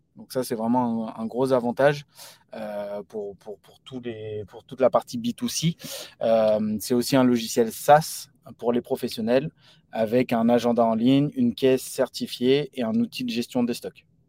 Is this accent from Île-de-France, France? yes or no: yes; Paris region, Île-de-France, France; issu de la région parisienne